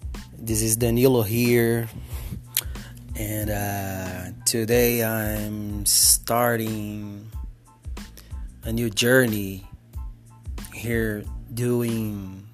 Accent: Ribeirão Preto, São Paulo, Brazil; first language Portuguese; English is a second language; I'm from Brazil. I'm from a little town in the interior of São Paulo called Ribeirão Preto. That's my hometown. That's where I live.

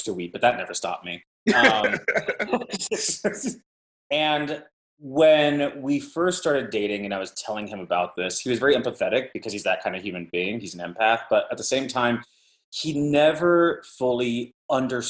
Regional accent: Mesa, Arizona, United States; moved away; also born or lived in Los Angeles / New York; I grew up in Mesa, Arizona

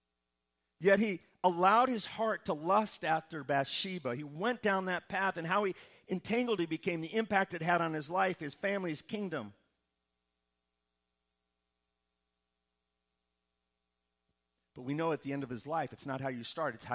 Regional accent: Midwest, United States; Growing up in the Midwest

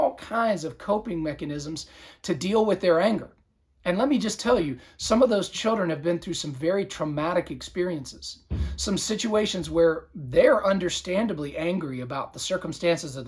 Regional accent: Southern Virginia, United States; now in Georgia, United States; my hometown area of Southern Virginia

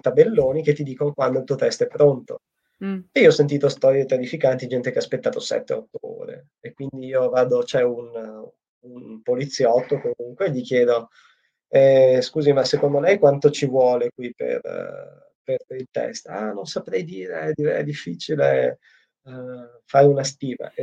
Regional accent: Italy; moved away as an adult; now in Japan; il mio paese è l'Italia

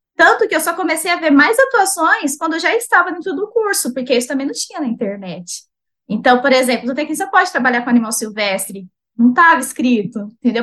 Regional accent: Itaquaquecetuba, São Paulo, Brazil; also born or lived in Rio de Janeiro; eu sou de Itaquaquecetuba, São Paulo.

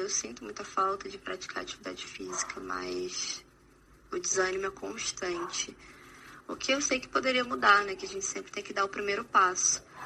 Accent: Rondônia, Brazil; eu sou de Rondônia

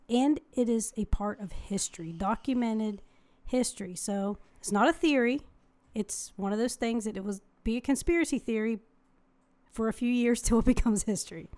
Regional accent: United States

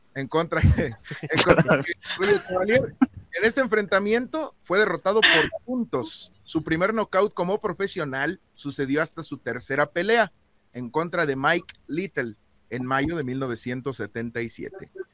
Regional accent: Celaya, Guanajuato, Mexico; yo soy de Celaya

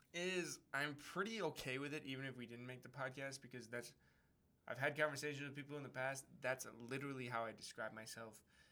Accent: Wisconsin, United States; now in Denver, United States; we came from Wisconsin, and now we're in Denver.

